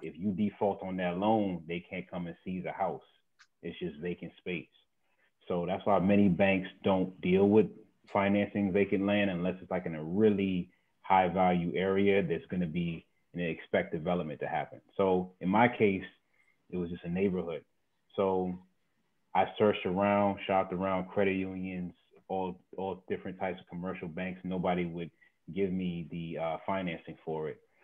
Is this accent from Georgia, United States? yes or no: no; Mount Rainier, Maryland, United States; also born or lived in Brooklyn, New York; the house I grew up in, in Mount Rainier, Maryland